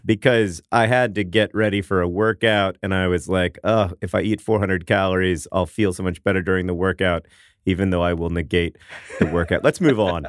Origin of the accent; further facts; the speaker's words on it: Orlando, Florida, United States; now in Indianapolis, United States; my hometown of Orlando, Florida